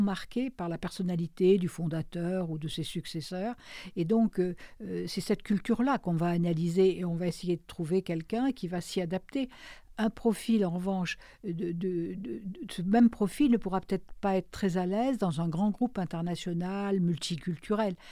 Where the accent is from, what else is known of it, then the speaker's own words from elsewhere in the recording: Périgord, Nouvelle-Aquitaine, France; moved away; mon pays natal, qui est le Périgord